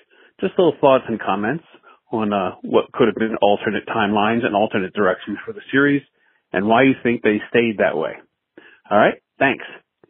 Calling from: Kentucky, United States; I'm calling from Kentucky.

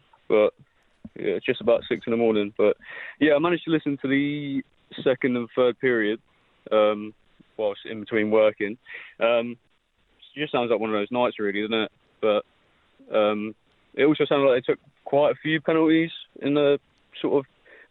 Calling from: London, United Kingdom; accent: British; I'm calling from London.

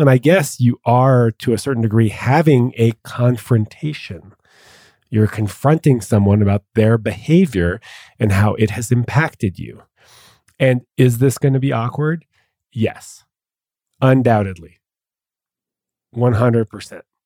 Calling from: Dallas, Texas, United States; calling from Dallas.

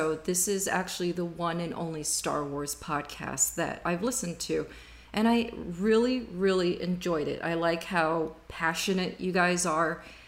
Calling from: Miami, Florida, United States; I am based out of Miami, Florida.

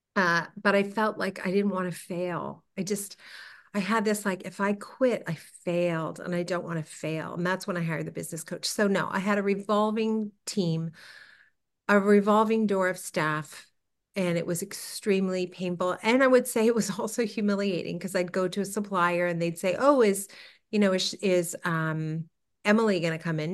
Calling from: Toronto, Ontario, Canada

